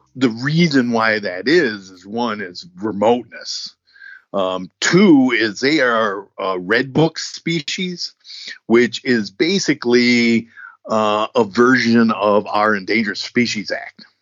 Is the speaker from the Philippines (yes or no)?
no; United States; as an American